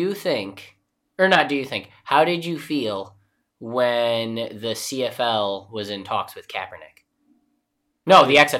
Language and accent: English; New York, United States; I'm from New York